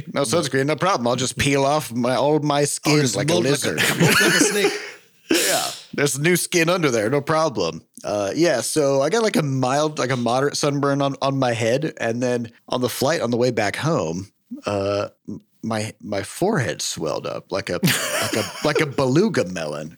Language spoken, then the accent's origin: English; Midwest, United States; I'm from the Midwest. Yes. Uh, I, I, all my life, I've lived very far from the oceans